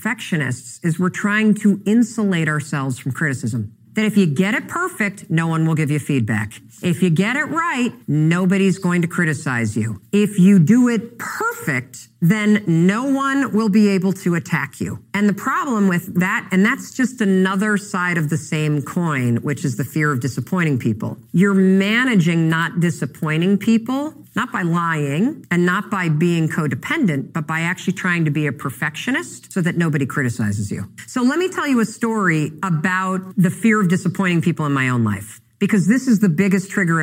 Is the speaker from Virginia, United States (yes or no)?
no; Muskegon, Michigan, United States; born or raised there; now in Boston, United States